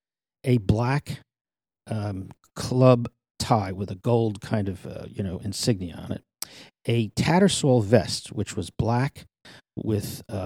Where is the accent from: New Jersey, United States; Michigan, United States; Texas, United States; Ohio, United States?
New Jersey, United States; Of course, the big deal for anybody growing up in New Jersey was to get into Manhattan.